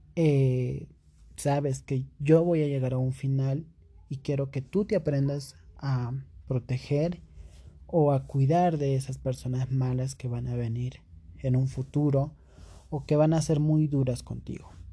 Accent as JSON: {"language": "Spanish", "region": "Cusco", "country": "Peru", "said": "yo soy de Perú, exactamente de la ciudad del Cusco"}